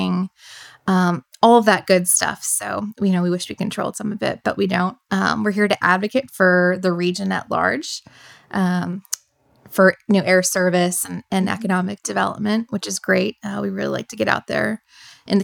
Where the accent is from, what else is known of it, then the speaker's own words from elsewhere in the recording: Boston, Massachusetts, United States; also born or lived in Northern Virginia; now in Roanoke, United States; I'm originally from Boston, Massachusetts